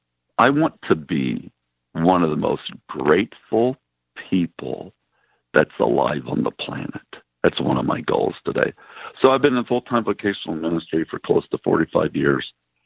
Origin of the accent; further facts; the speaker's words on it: Midwest, United States; And I grew up in the Midwest